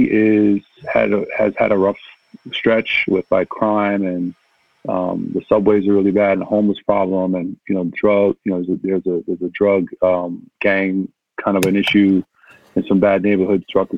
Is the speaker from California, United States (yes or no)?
no; New York City, New York, United States; also born or lived in Manhattan; Yeah, I'm born in Manhattan, literally born in Manhattan, raised in Brooklyn